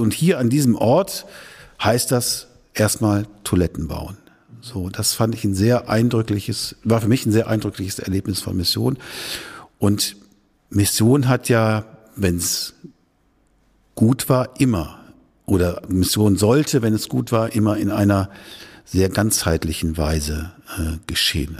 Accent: Schüttorf, Lower Saxony, Germany; moved away as an adult; now in Lippe, Germany; in der Grafschaft Bentheim, wo ich aufgewachsen bin, in Schüttorf

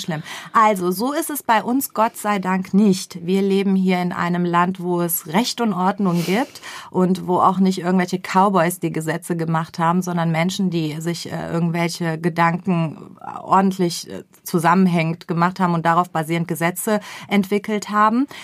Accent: Germany; wir, und ich betone wir, auch wir sind Deutsche

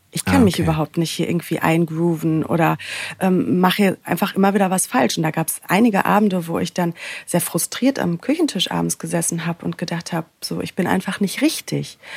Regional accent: Sauerland, North Rhine-Westphalia, Germany; moved away as an adult; also born or lived in Cologne; now in Berlin, Germany; ich bin aufgewachsen im Sauerland, ähm, ja recht klein und beschaulich

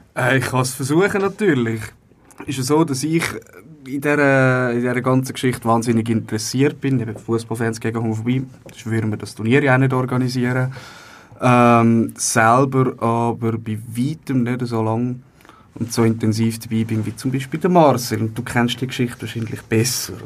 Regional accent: Zurich, Switzerland; Ich bin, das ist nicht so eine große Überraschung, aus Zürich.

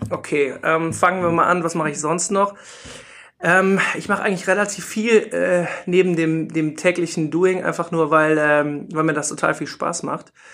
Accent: Rhineland, Germany; also born or lived in Munich; bin ich halt Rheinländer und wollte unbedingt auch wieder zurück ins Rheinland

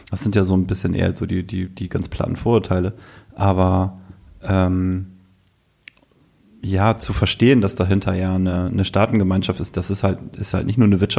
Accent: Selsingen, Lower Saxony, Germany; es geht runter bis in meinen Heimatort.

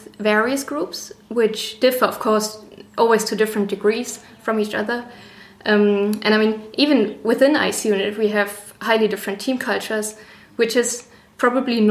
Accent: Northern Germany, Germany; moved away as an adult; now in Passau, Germany; I'm originally from Northern Germany, and I came to Passau to do my master's degree

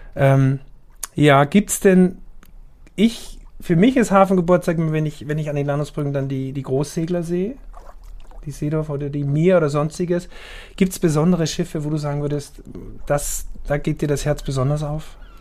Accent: Austria; now in Hamburg, Germany; ich bin ja Österreicher

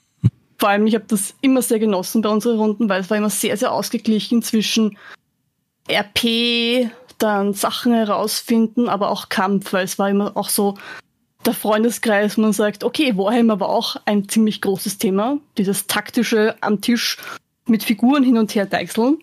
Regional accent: Vienna, Austria; now in Lower Austria, Austria; bin ursprünglich aus Wien, bin dann aber nach Niederösterreich zugezogen

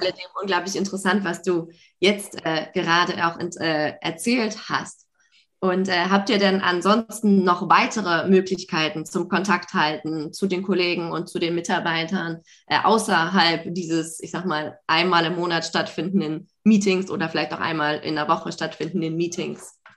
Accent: Hamburg, Germany; ich komme auch aus Hamburg

